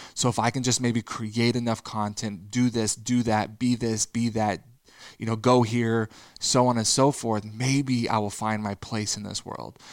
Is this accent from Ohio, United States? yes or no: no; Texas, United States; growing up in the Bible Belt in Texas